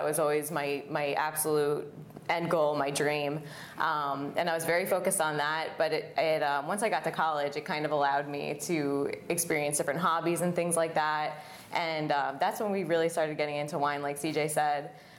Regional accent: Bethlehem, Pennsylvania, United States; moved away as an adult; now in Oregon, United States; I grew up in Bethlehem, Pennsylvania.

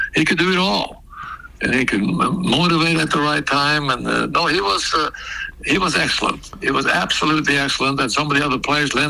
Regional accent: Norway; moved away as an adult; go back to Norway

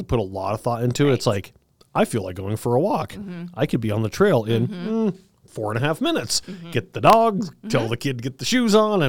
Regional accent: Cañon City, Colorado, United States; I grew up in Canyon City

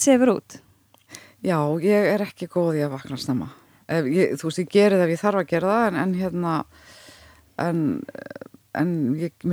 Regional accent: Hafnarfjörður, Capital Region, Iceland; also born or lived in United States; Ég ólst upp við það í Hafnarferði, Bandaríkjónum og Saltendensi

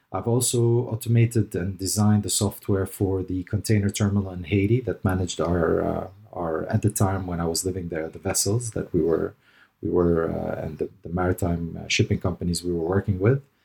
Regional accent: Dubai, United Arab Emirates; moved away as an adult; also born or lived in Lebanon / Canada / North America / Caribbean; I was born in Lebanon to parents of, uh, German and Palestinian and Armenian roots. And, uh, I ended up in the G C C here in Dubai. G C C stands for the Gulf Cooperation Council. Um, but, uh, yeah, I ended up here in Dubai where I grew up

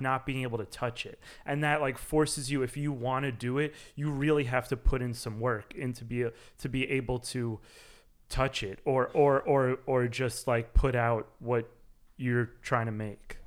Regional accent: New York, United States; making music growing up in New York

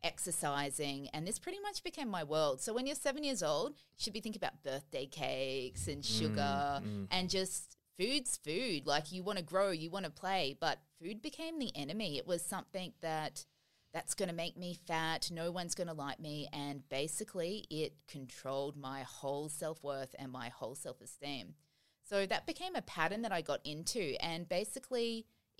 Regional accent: Brisbane, Queensland, Australia; I obviously was a girl growing up in Brisbane

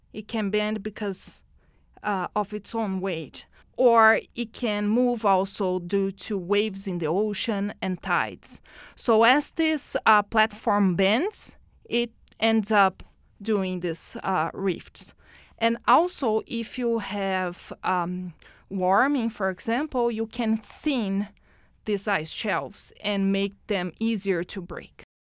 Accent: Brazil; moved away as an adult; now in Edmonton, Canada; I was born in Brazil. Mm-hmm. I lived there until a couple of uh, years uh, ago when I moved to Edmonton.

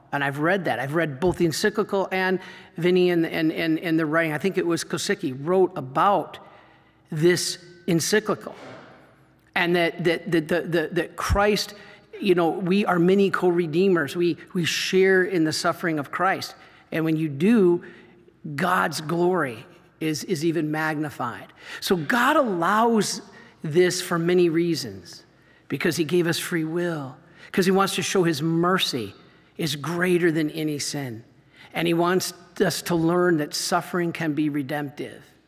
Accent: Michigan, United States; I grew up in Michigan

